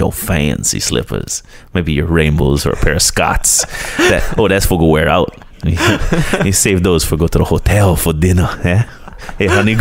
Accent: Honokaa, Hawaii, United States; also born or lived in Hilo, Hawaii / Colorado / Honolulu / Seattle; growing up in Honokaa

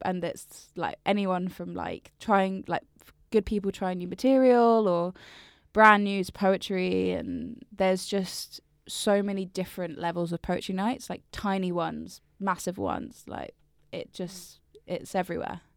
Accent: Brighton, South East England, United Kingdom; moved away as an adult; also born or lived in London; I'm from Brighton, but I lived in London for, like, years

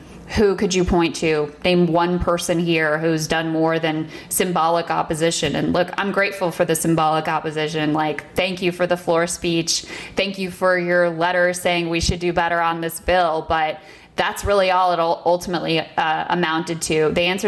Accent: United States; as an American who, you know, does consider herself a patriot and has always lived in this country

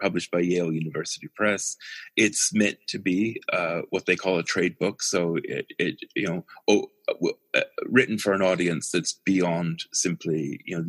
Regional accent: Winnipeg, Manitoba, Canada; moved away; also born or lived in Halifax, Nova Scotia; I have enormous affection for Winnipeg, because that's where I grew up

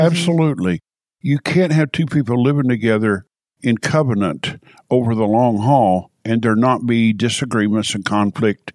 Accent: Knoxville, Tennessee, United States; also born or lived in California; Born and raised in Knoxville

